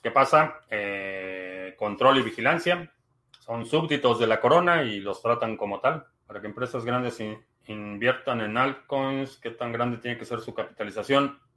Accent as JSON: {"language": "Spanish", "region": "Mexico City", "country": "Mexico", "moved": "yes", "lives_now": "United States", "said": "Vivo en Estados Unidos, pero soy de la Ciudad de México"}